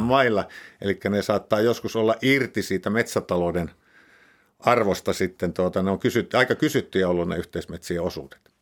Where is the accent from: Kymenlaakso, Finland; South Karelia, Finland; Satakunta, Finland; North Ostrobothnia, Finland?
North Ostrobothnia, Finland; Pudasjärvi; moved away; Mä, mä siellä Pudasjärvellä, missä, mistä mä oon lähtöisin